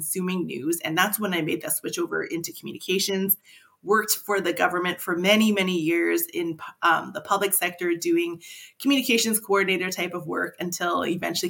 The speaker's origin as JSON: {"language": "English", "town": "Grande Prairie", "region": "Alberta", "country": "Canada", "tie": "born or raised there", "said": "I was born and raised in Grand Prairie"}